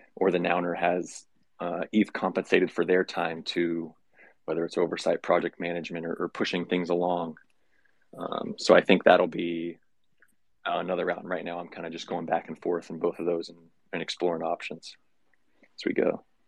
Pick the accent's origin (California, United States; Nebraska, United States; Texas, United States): California, United States; moved away; I grew up in California. I'm not there now